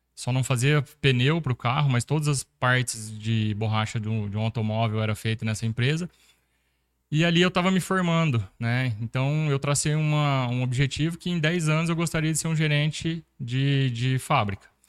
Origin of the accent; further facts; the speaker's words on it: Sertãozinho, São Paulo, Brazil; sou natural de Sertãozinho, interior de São Paulo